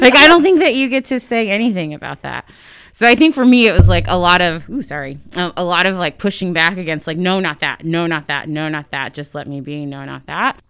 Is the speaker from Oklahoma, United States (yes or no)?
yes; Sand Springs, Oklahoma, United States; moved away; also born or lived in Ohio / Washington, D.C.; we lived, um, in Sand Springs, which is uh, I guess a, a suburb of Tulsa